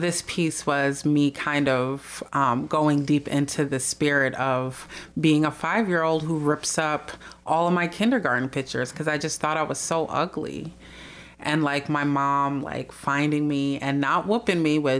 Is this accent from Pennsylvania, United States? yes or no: no; Minneapolis, Minnesota, United States; they came to Minneapolis, and I was the first person in our family born here.